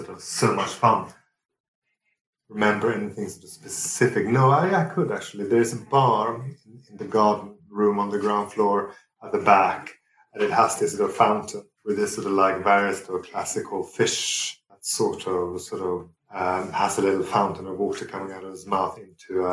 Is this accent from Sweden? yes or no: yes; Sweden; also born or lived in Fulham, London; now in London, United Kingdom; growing up in Sweden. So it's almost my homage to my origins.